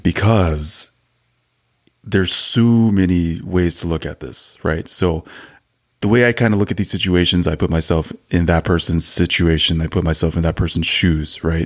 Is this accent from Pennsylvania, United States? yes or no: no; Arizona, United States; we're from Arizona